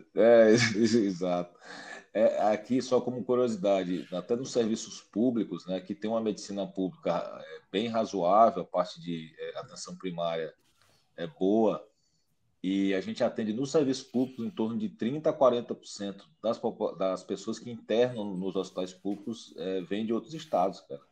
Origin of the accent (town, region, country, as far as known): Piauí, Brazil